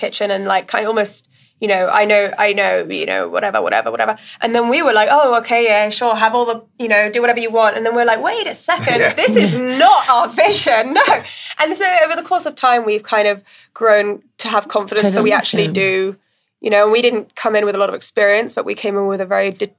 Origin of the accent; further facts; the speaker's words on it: India; also born or lived in Middle East; Like I grew up in India and in the Middle East, and I will choose Indian food or, you know, or Vietnamese or Lebanese or anything any day.